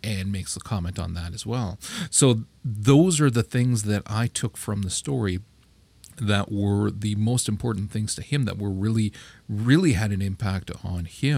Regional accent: Canada; I'm Canadian

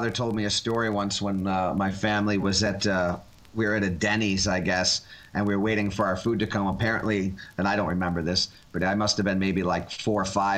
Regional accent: Buffalo, New York, United States; moved away as an adult; now in New York City, United States; I was actually born and bred in Buffalo. So technically New York State, but not New York City

